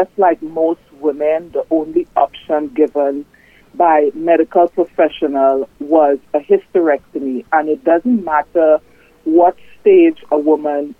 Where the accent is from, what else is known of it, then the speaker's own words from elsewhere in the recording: Trinidad & Tobago; accent: strong accent; moved away; I am originally from Trinidad and Tobago